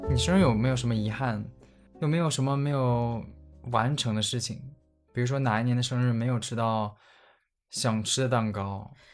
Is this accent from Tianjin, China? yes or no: no; Tieling, Liaoning, China; 我的家乡铁岭